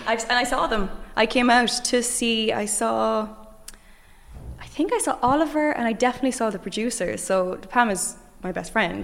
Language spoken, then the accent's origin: English; Limerick, Munster, Ireland; I come from Limerick